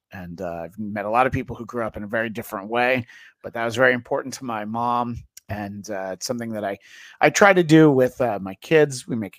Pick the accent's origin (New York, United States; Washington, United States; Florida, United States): New York, United States; New York area, United States; I grew up in the New York area.